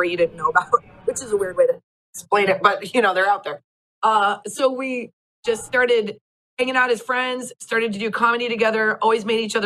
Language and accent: English; Nebraska, United States; moved away as an adult; also born or lived in Lincoln, Nebraska; now in Los Angeles, United States; we are both from Nebraska, which is not the biggest place